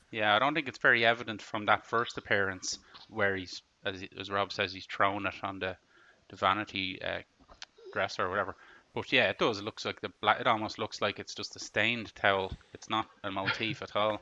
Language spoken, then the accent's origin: English; Ireland; I know I'm Irish